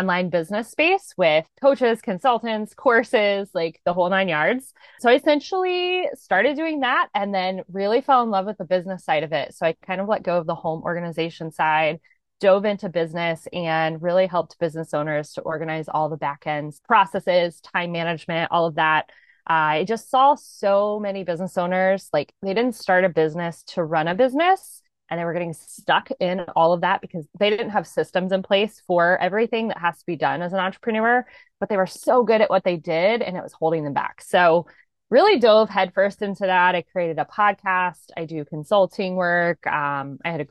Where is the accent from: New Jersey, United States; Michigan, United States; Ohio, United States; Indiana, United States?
Ohio, United States; Columbus; I'm actually from Columbus, Ohio